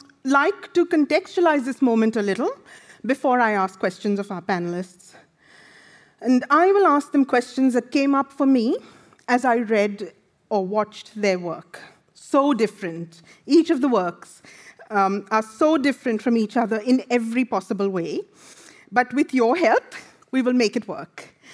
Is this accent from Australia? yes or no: yes; Australia; I am an Indian Australian writer. I am not Sri Lankan